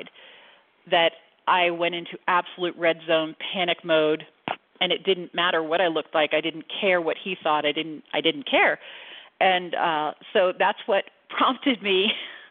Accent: Central Florida, United States; I grew up in Central Florida

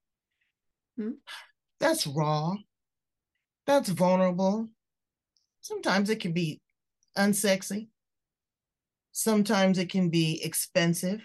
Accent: Australia; I'm an Aussie

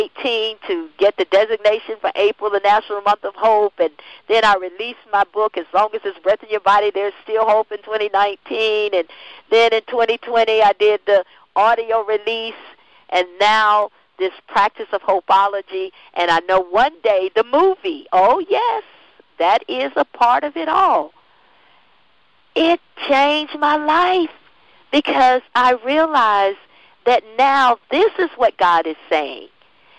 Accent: Florida, United States; I'm in Florida

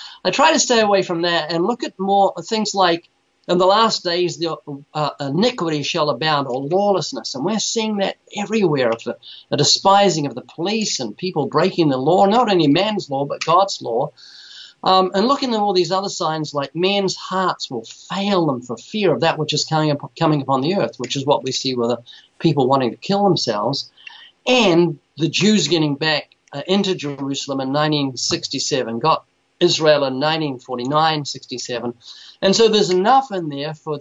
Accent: New Zealand; moved away; I was born in New Zealand twice.

